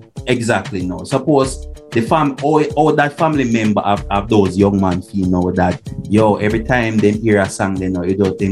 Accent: Jamaica

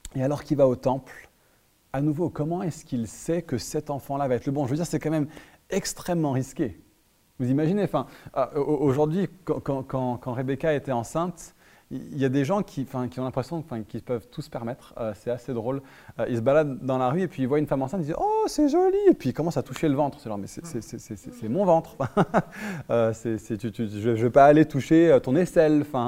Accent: France; on est trop réservé en tant que Français

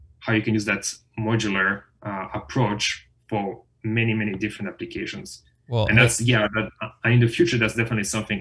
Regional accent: France; moved away as an adult; now in United States; I'm French. You know, I was born and raised in France.

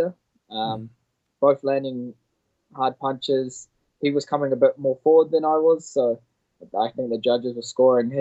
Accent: Auckland, New Zealand; my family that live about 5 hours away from my hometown in Auckland

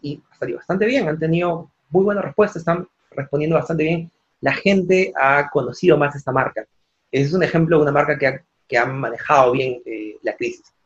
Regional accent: Peru; yo soy peruano

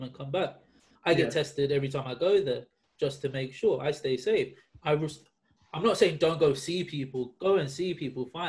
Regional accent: United Kingdom; we are bloody British people

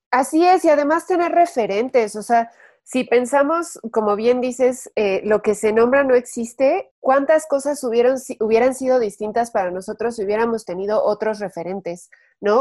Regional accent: Mexico; nosotras como mexicanas

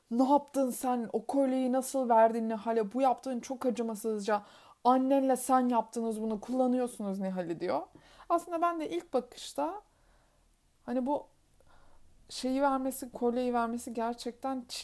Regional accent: Black Sea Region, Turkey; accent: Black Sea; Bu kötü Karadeniz şivemle

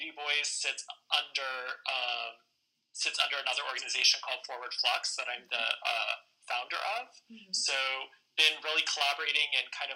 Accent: Houston, Texas, United States; also born or lived in New York City; now in Seattle, United States; I'm from Houston originally, lived in Seattle now for 7 years, and came here from New York City, where I live for almost 9.

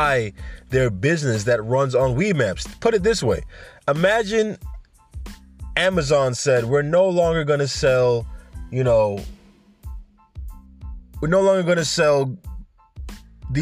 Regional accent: New York, United States; accent: New York; also born or lived in Jamaica; I grew up here when I was 2 years old, so my accent is totally New York

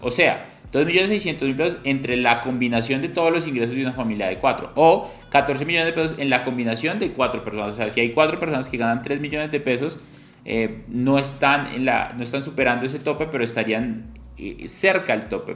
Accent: Colombia; mi país, Colombia

